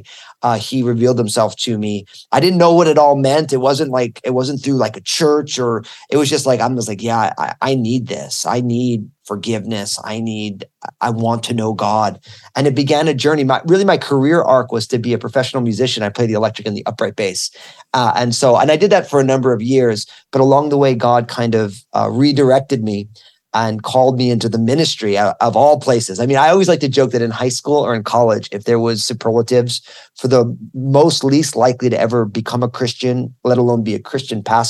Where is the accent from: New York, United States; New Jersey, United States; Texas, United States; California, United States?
New Jersey, United States; I went to Rutgers University in my home state of New Jersey.